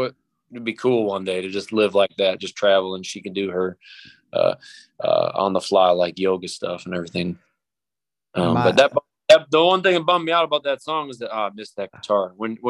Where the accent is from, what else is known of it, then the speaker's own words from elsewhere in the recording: Pennsylvania, United States; I'm from Pennsylvania, but I always have this like drawly thing that I do.